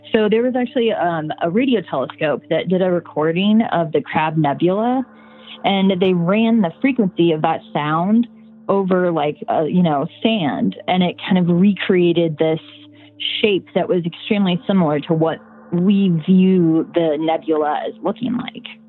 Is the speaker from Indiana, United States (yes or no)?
yes; Indiana, United States; moved away; I am from Indiana originally, so I grew up around crop like crop fields and cornfield my whole life